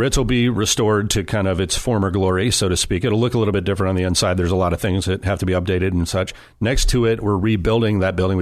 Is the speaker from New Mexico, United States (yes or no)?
no; Long Beach, California, United States; I grew up in Long Beach, California